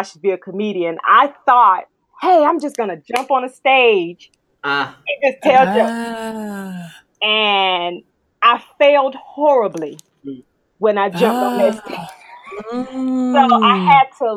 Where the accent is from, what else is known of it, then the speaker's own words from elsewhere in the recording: North Carolina, United States; I'm from North Carolina, North Cackalack